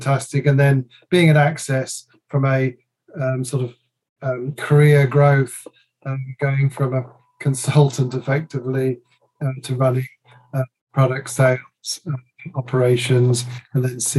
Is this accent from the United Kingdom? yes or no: yes; England, United Kingdom; also born or lived in Dusseldorf; I'm really English, but my mother has put lots of Dutchness